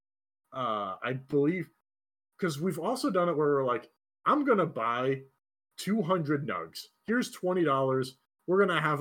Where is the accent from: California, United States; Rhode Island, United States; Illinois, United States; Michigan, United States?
Michigan, United States; I'm from Michigan